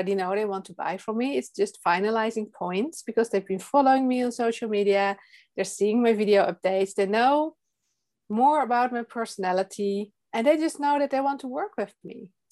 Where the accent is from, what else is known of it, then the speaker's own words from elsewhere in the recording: Netherlands; English is a second language; I'm from the Netherlands and you can hear that I am not a native English speaker.